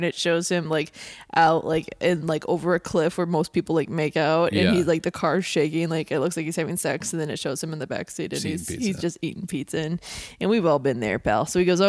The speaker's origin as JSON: {"language": "English", "town": "Janesville", "region": "Wisconsin", "country": "United States", "said": "I said I was from Janesville"}